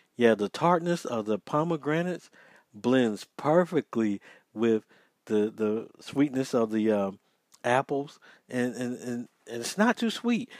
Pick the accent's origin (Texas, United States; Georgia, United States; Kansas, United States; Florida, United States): Georgia, United States; it's from my home state